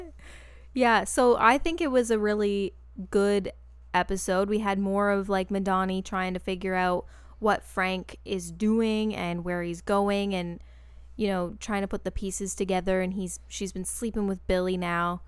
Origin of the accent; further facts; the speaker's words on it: Canada; a Canadian who was obsessed with boy bands in two thousand and two